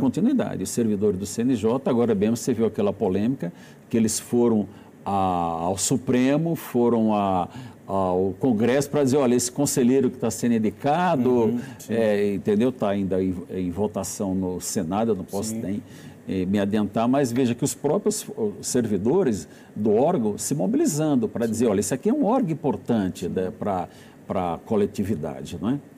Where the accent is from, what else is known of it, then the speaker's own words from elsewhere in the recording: Alagoas, Brazil; Alagoas, que é minha terra